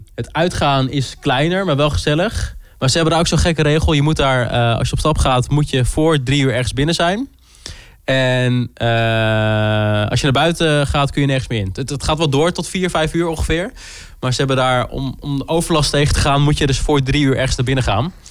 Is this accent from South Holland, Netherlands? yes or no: no; Groningen, Netherlands; also born or lived in Leeuwarden; Zelf kom ik uit Groningen. Ik ben zelf hier ook blijven wonen.